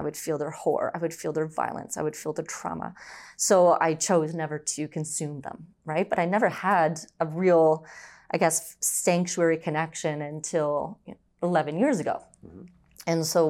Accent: Brampton, Ontario, Canada; also born or lived in Orangeville; I was born and raised in Ontario. So I was born in Orangeville. And then eventually we moved to Brampton.

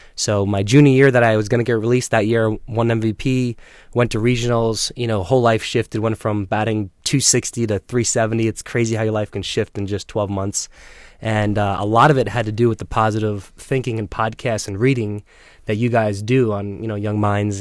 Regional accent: Selden, New York, United States; also born or lived in Centerport, New York; I grew up in Long Island, Selden, um, living in Huntington Center Port now

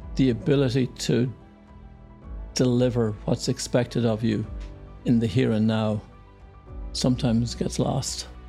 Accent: Ireland; moved away as an adult; also born or lived in Indonesia; Yeah, so I grew up in Ireland, small town. Yeah near Dublin, our capital.

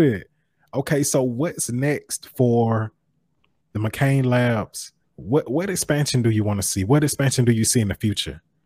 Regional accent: Macon, Georgia, United States; growing up in Macon, Georgia

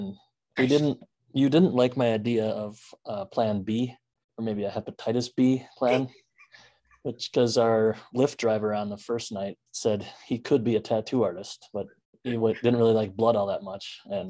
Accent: Wisconsin, United States; I said I was from Wisconsin.

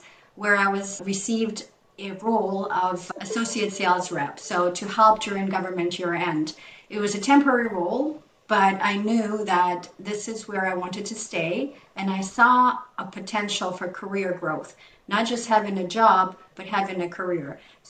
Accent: Ukraine; moved away as an adult; now in Canada; I moved to Canada 25 years ago, as you know, when I was 20 from Ukraine.

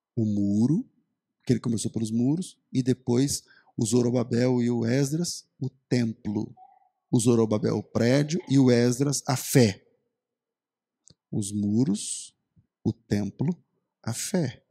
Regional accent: Brazil; a gente é brasileiro

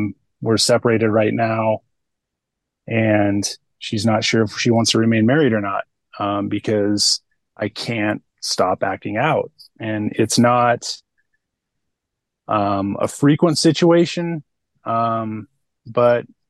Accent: California, United States; I grew up in California

